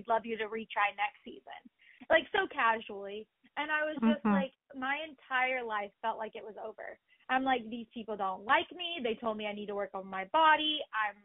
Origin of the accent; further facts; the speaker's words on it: Oklahoma, United States; I grew up in Oklahoma on a farm.